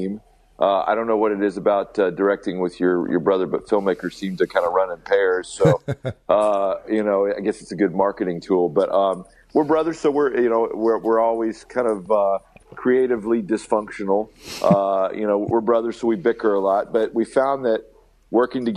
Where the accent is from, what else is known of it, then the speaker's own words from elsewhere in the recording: Alabama, United States; we're kids from Alabama